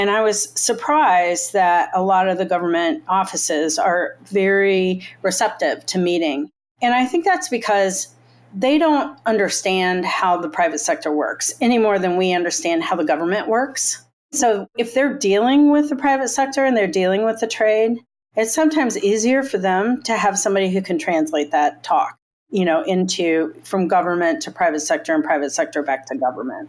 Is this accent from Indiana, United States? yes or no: yes; Indiana, United States; I grew up in Indiana